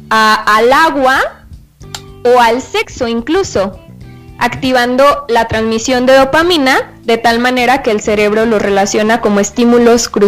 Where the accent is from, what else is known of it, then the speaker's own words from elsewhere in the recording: Tlaquepaque, Jalisco, Mexico; Eh, bueno, yo soy de Tlaquepaque